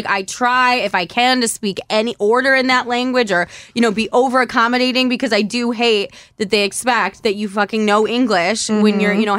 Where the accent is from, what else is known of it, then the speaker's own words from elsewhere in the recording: United States; I'm like, no, I'm American.